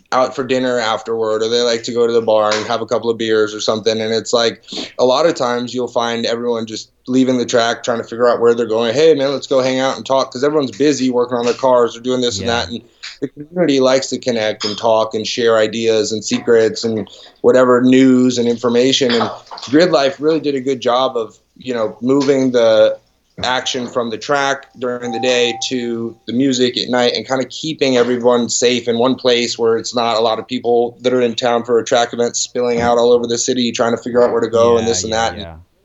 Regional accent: Van Nuys, California, United States; born there; also born or lived in Florida; And I was born in Van Nuys.

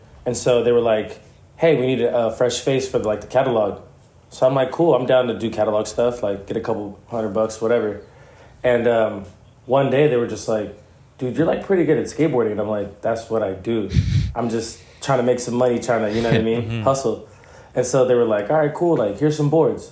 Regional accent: Santa Ana, California, United States; also born or lived in Chicago; I grew up in Santa Ana, California.

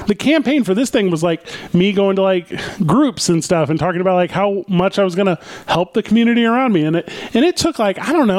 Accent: outside of St. Louis, Missouri, United States; moved away as an adult; this town I grew up in outside of St. Louis, Missouri.

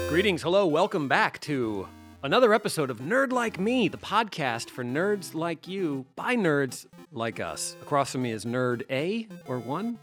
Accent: Delaware, United States; I'm the nerd from Delaware.

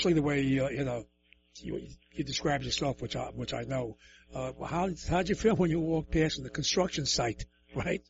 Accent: New York City, New York, United States; I'm from the Lower East Side, so that's pretty much the same as Bronx and Brooklyn

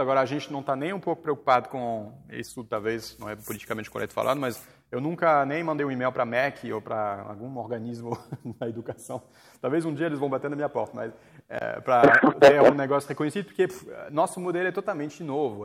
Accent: France; accent: French; Portuguese is a second language; moved away as an adult; now in Brazil; Eu estudei toda a minha vida no, na França. Eu sou francês, eu fiz faculdade lá, então cheguei no Brasil com 22 anos não sabia falar português

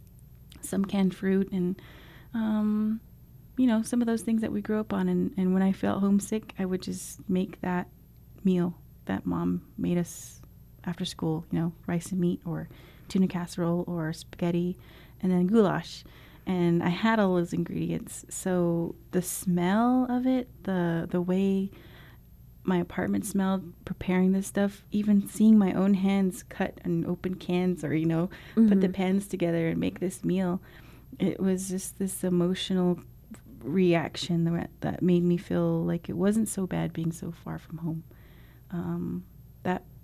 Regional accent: Navajo Nation, United States; moved away as an adult; also born or lived in St. Louis, Missouri

